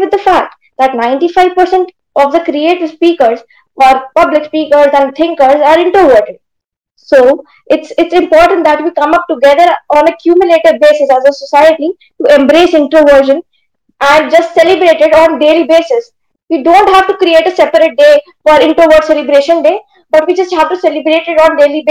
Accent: Delhi, India; I'm 13. I'm from Delhi

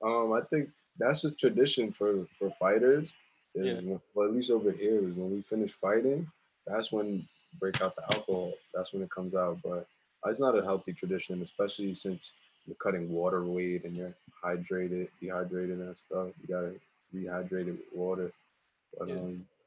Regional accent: Richmond Hill, New York, United States; Well, growing up in Richmond Hill, the Punjabi kids over there was always like, they were tough.

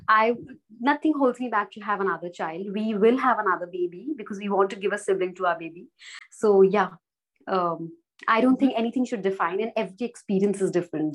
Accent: Jaipur, Rajasthan, India; moved away as an adult; now in Gujarat, India; I'm originally based from Jaipur, but I'm married in Gujarat.

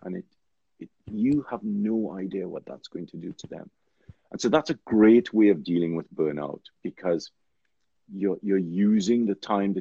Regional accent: Trinidad & Tobago; I grew up in Trinidad

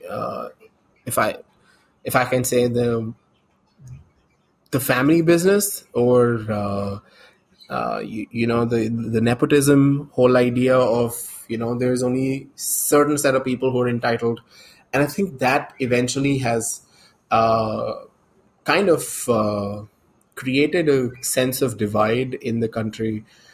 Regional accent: India

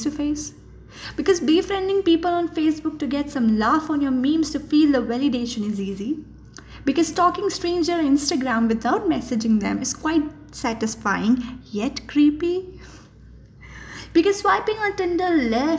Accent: Jaipur, Rajasthan, India; I'm from Gulabi Nagar, Jaipur

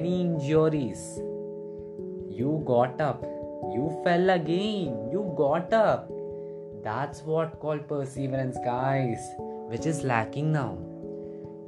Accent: India; I'm from India

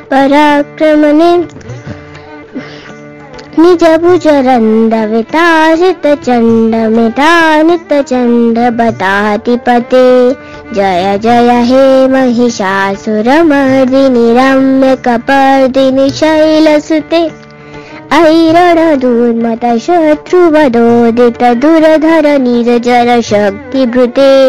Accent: Rohtak, Haryana, India; born there; मेरा जन्म हरियाणा के रोहतक शहर में हुआ है

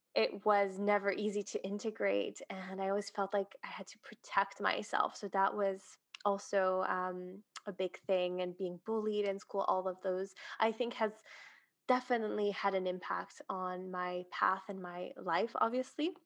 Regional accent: Switzerland; moved away as an adult; now in Dubai, United Arab Emirates; I am originally from Switzerland and have been living in Dubai for two years now

